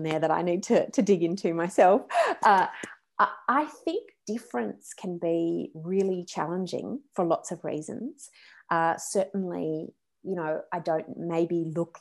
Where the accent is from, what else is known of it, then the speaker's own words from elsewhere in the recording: Australia; moved away as an adult; also born or lived in West Coast, United States; I'm Australian.